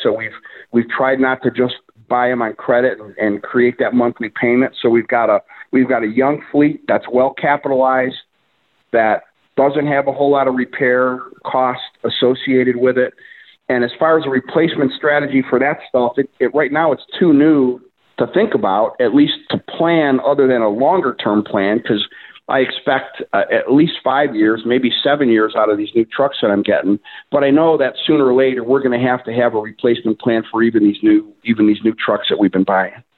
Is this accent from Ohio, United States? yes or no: yes; Cleveland, Ohio, United States; from the Cleveland, Ohio area, local Clevelander. Lived here most of my life.